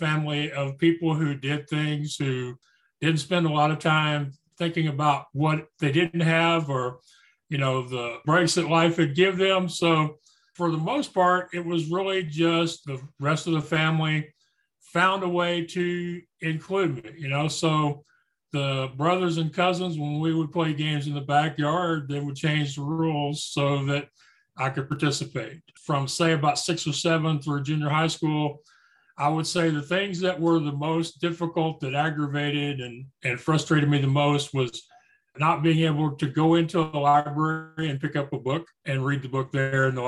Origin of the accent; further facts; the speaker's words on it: Spring, Texas, United States; I was born and raised in Spring, Texas, which is a suburb of Houston